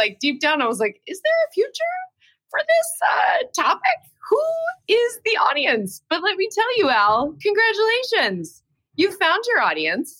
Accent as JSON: {"language": "English", "town": "New York City", "region": "New York", "country": "United States", "tie": "born or raised there", "moved": "as an adult", "lives_now": "Los Angeles, United States", "said": "I'm from New York. I was born in New York."}